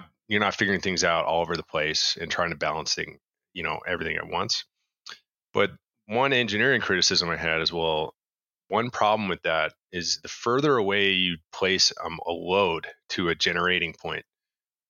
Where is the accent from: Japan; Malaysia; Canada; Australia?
Canada; I'm Canadian